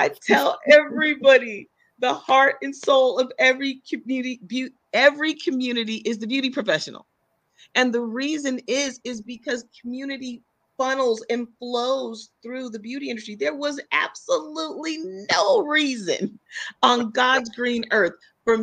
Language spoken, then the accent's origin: English; Silicon Valley, California, United States; I'm from the Silicon Valley. So I grew up, you know, I went to the same high school as Steve Jobs